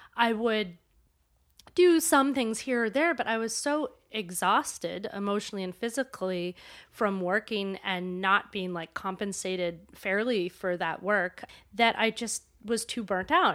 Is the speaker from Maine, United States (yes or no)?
yes; Maine, United States; when I was growing up in Maine